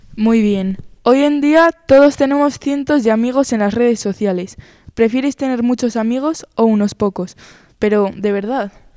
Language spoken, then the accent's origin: Spanish; Spain; yo nací aquí en España, llevo toda la vida aquí, pero mis orígenes son colombianos, toda mi familia es colombiana